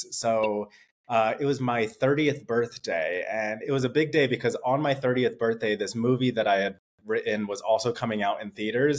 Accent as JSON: {"language": "English", "town": "Rancho Cucamonga", "region": "California", "country": "United States", "tie": "born or raised there", "said": "I was born and raised in Rancho Cucamonga, just like 30 minutes from there"}